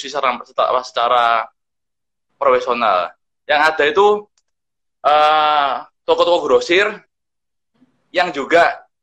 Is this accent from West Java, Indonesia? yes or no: no; Adonara, East Nusa Tenggara, Indonesia; kota saya ini tidak terlalu se sekampung itu ya. Tapi memang benar, kita memang ketinggalan. Mall belum ada, sama belum ada. Cuma sekarang semakin ke sini, kita semakin maju itu. Nah, saya juga jadi supermarket pertama yang ada di uh, Adonara